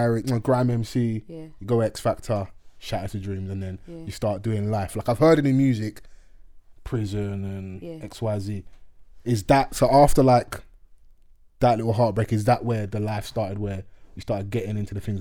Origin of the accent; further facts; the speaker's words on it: London, United Kingdom; I'm from South